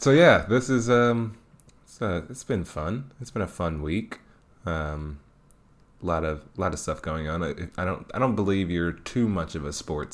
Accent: Detroit, Michigan, United States; I am born and raised in Detroit

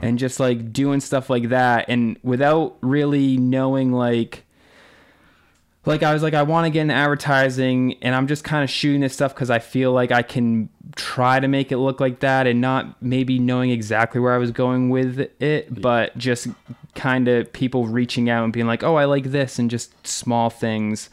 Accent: North Attleboro, Massachusetts, United States; I grew up in North Attleboro, Massachusetts, which is about 45 minutes south of Boston

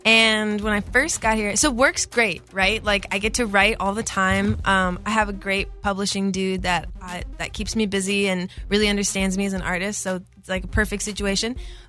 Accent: Midwest, United States; I'm from the Midwest.

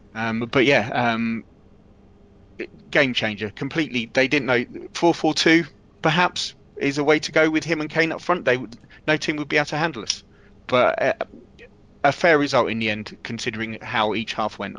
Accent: Milton Keynes, South East England, United Kingdom; living in and growing up in Milton Keynes

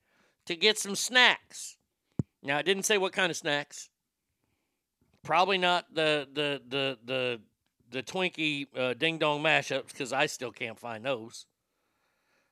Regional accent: Dallas, Texas, United States; moved away; also born or lived in Pasadena, Texas; when I was growing up in Dallas

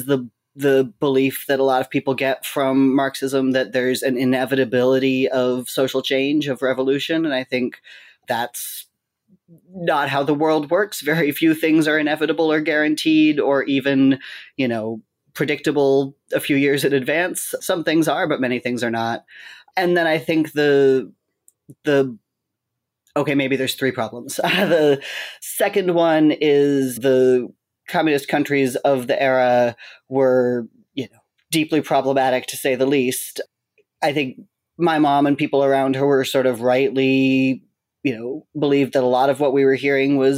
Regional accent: Seattle, Washington, United States; moved away; also born or lived in Boston; I grew up mostly in Seattle.

